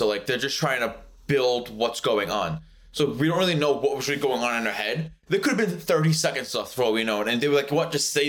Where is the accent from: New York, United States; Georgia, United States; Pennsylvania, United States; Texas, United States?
New York, United States; New York City; accent: Brooklyn; I have a Brooklyn accent, not really New York, I would say.